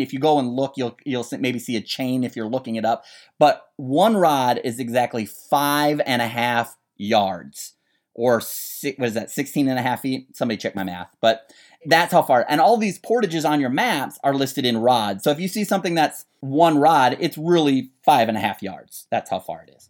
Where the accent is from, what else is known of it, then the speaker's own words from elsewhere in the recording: Minnesota, United States; I grew up in Minnesota